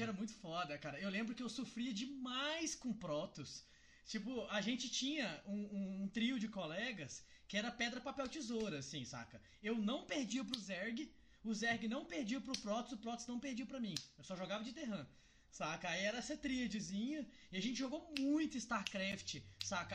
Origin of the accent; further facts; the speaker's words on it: Cristalina, Goiás, Brazil; eu sou do interior de Goiás, eu sou de Cristalina